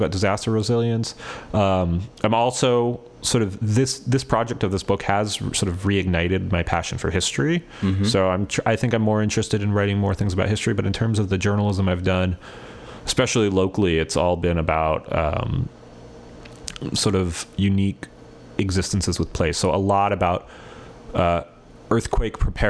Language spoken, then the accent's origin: English; Ventura, California, United States; now in Portland, United States; Ventura, California, which is my hometown